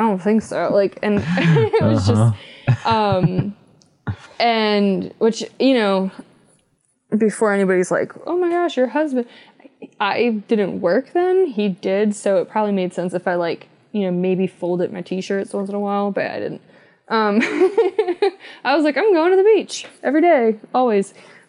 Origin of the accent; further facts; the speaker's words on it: East Coast, United States; now in West Coast, United States; but I'm from the East Coast and then I moved to the West Coast.